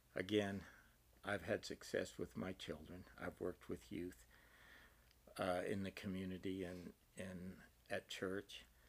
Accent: Eastern Oregon, United States; moved away as an adult; also born or lived in Utah / Alberta, Canada; now in Socorro, United States; I grew up in Eastern Oregon on a dairy, small dairy farm

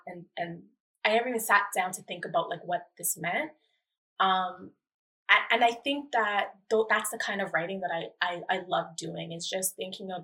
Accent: Brampton, Ontario, Canada; also born or lived in Toronto; I was like born in Toronto, but I was raised in Brampton. I spent 12 years of my life there

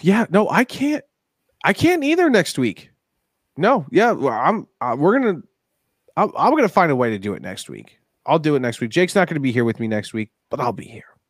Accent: Denver, Colorado, United States; my hometown

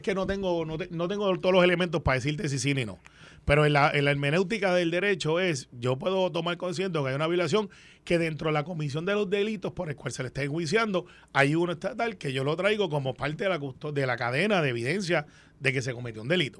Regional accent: Guaynabo, Puerto Rico; also born or lived in Santurce; yo soy de Guaynabo

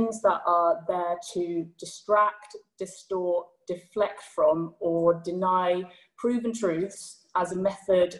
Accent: United Kingdom; as a Brit

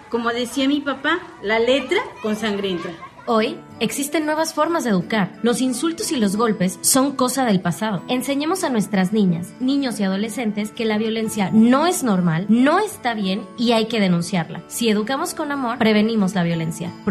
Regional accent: Mazatlán, Sinaloa, Mexico; born there; now in Guadalajara, Mexico; nací en Mazatlán, Sinaloa, pero me vine a Guadalajara a estudiar y ahora trabajo en una empresa de tecnología.

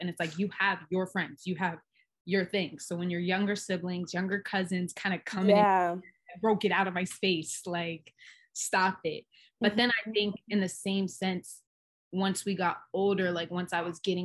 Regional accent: Hawaii, United States; we grew up in Hawaii.

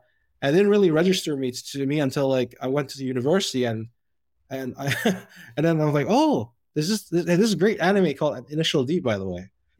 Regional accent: Mississauga, Ontario, Canada; So I grew up in Mississauga

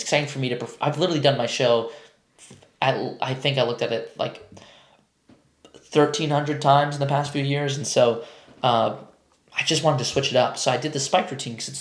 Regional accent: New York, United States; I'm a New Yorker. We always say you guys.

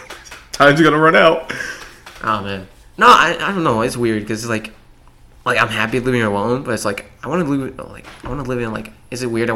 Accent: United States; We're American.

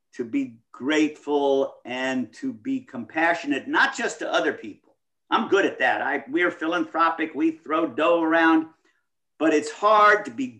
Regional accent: Midwest, United States; I grew up in the Midwest.

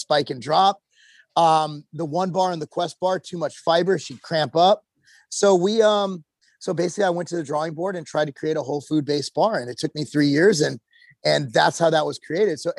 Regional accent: California, United States; also born or lived in Illinois; now in Tennessee, United States; I grew up in California when DARE was a thing

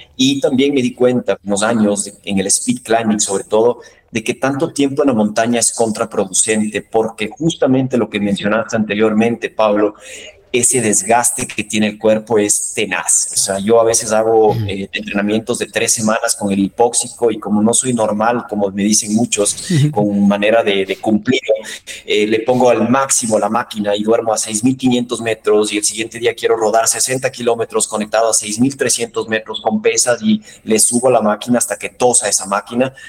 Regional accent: Ecuador

